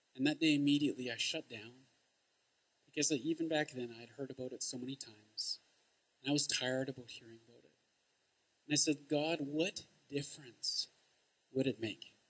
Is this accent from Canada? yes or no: yes; St. Albert, Alberta, Canada; I'm from St. Albert